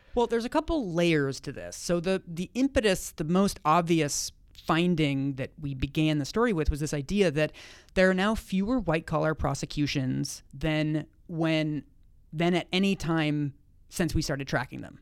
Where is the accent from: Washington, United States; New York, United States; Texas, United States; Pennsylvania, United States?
Washington, United States; Seattle; I'm from Seattle